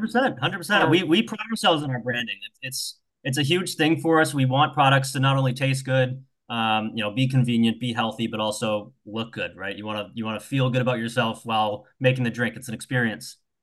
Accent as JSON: {"language": "English", "region": "New Hampshire", "country": "United States", "tie": "born or raised there", "also_born_or_lived": "south of Boston, Massachusetts", "moved": "as an adult", "lives_now": "Massachusetts, United States", "said": "I grew up in New Hampshire"}